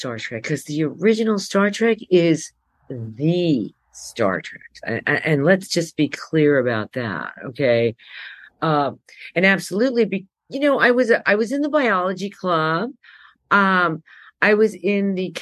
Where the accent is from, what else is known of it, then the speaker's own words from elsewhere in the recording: New York City, New York, United States; accent: New Yorker; also born or lived in Cuba; I was born in Cuba, and my mom took us out of Cuba and moved us to Brooklyn, because that's where her relatives lived.